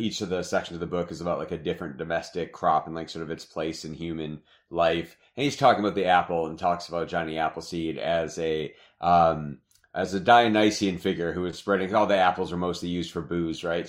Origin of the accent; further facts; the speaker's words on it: Michigan, United States; moved away as an adult; also born or lived in Ohio; now in Arizona, United States; I'm from the Midwest, you know, I, I grew up in Michigan